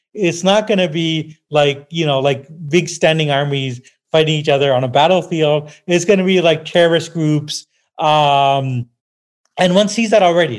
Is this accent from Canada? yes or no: yes; Canada; I'm a Canadian, I love Canada